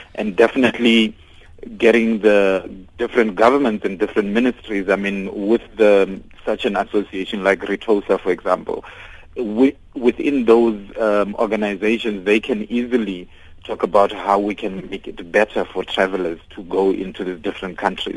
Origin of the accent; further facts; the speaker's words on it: South Africa; I'm an African and I'm a South African